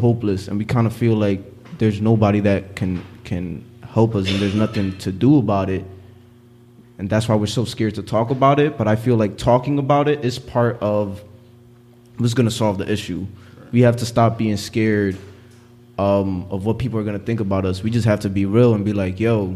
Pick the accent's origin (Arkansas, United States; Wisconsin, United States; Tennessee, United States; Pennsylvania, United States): Pennsylvania, United States; Philadelphia; growing up in North Philly